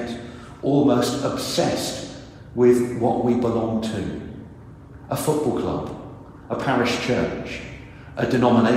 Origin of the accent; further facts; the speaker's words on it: Reading, South East England, United Kingdom; moved away as an adult; also born or lived in Guernsey / Cornwall / Surrey; now in Bargoed, United Kingdom; Reading in Berkshire